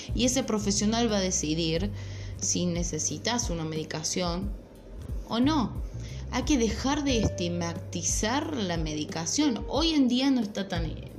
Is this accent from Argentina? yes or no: yes; Córdoba, Argentina; yo soy de Córdoba